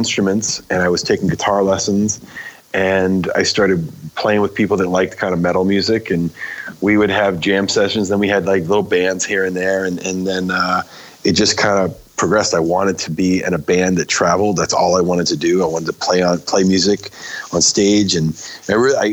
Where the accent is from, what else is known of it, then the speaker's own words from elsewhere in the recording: Maine, United States; I grew up in Maine, and I grew up in a little town